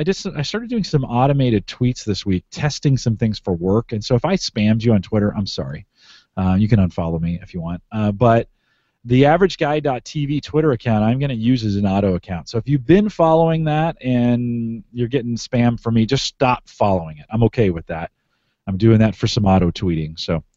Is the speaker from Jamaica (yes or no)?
no; Canada; So, I am Canadian. I'm Canadian friendly.